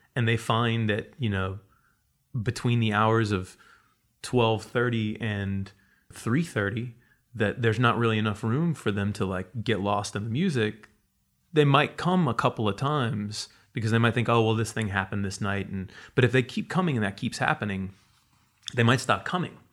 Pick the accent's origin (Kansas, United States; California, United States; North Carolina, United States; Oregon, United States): North Carolina, United States; moved away as an adult; now in New York, United States; I grew up in North Carolina